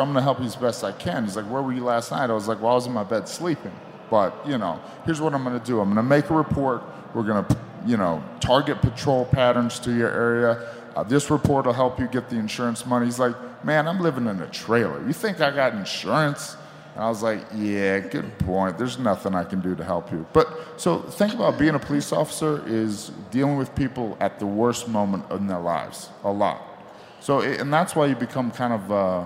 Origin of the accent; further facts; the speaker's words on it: United States; I got a job working for Richmond County, and it's podunk, it's redneck, it's my hometown